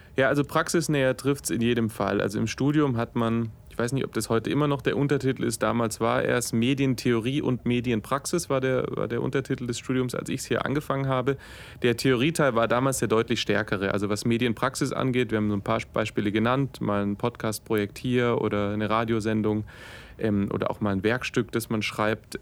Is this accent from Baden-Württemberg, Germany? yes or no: yes; Stuttgart, Baden-Württemberg, Germany; also born or lived in Tübingen; Ich komme gebürtig aus Stuttgart